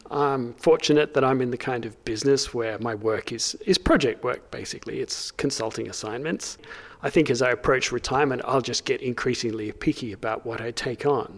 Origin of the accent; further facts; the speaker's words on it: Australia; accent: Australian; moved away as an adult; now in United Kingdom; I'm an Australian, as you can probably hear from my voice. settled here about 15 years ago